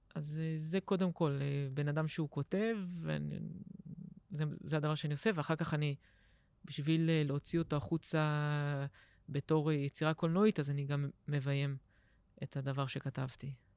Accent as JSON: {"language": "Hebrew", "town": "Herzliya", "region": "Tel Aviv District", "country": "Israel", "tie": "born or raised there", "said": "גדלתי בהרצליה"}